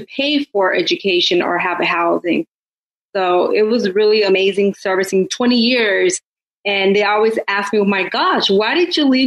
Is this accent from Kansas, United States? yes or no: no; Oakland, California, United States; me being born and raised in Oakland